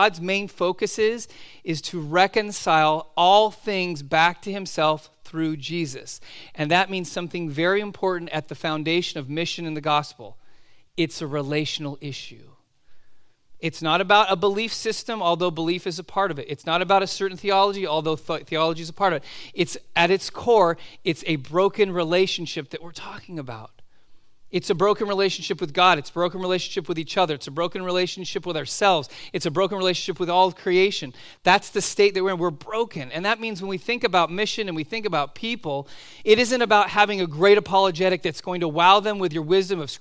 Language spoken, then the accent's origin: English; Southern California, United States; moved away as an adult; also born or lived in Oregon; growing up in Southern California